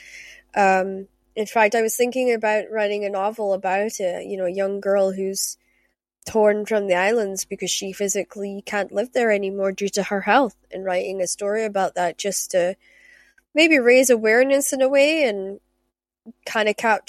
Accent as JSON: {"language": "English", "region": "Scotland", "country": "United Kingdom", "said": "I'm Scottish"}